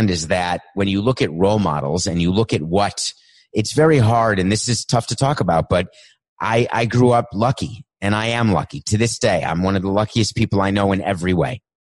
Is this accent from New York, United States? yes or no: yes; New York City, New York, United States; also born or lived in Milwaukee, Wisconsin; I grew up in Milwaukee for a few years, then New York City